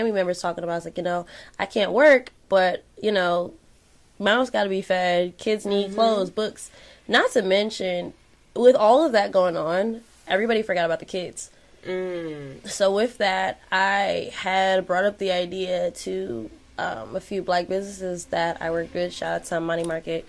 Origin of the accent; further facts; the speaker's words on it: New York City, New York, United States; I'm from Flatbush, born and raised.